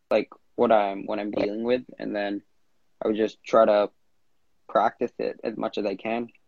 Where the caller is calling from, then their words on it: Vancouver, British Columbia, Canada; Instagram handle, … and I'm calling in from Vancouver, Canada.